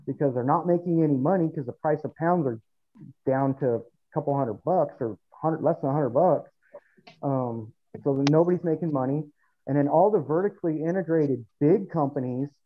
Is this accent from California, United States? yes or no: yes; Southern California, United States; now in Fresno, United States; originally SoCal